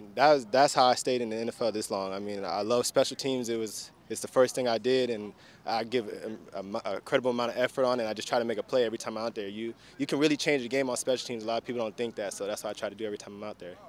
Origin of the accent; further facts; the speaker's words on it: Tampa, Florida, United States; also born or lived in Baltimore; now in Houston, United States; I'm from Tampa, so we got a little breeze off the Gulf